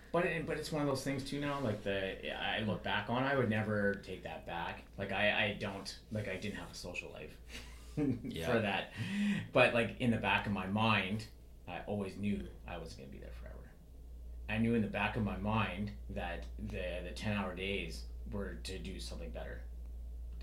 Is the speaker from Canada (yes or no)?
yes; British Columbia, Canada; I wasn't born in Northern BC, but growing up in Northern BC, I seen a lot of like the rise and fall of like the, you know, logging industry, sort of the forest industry.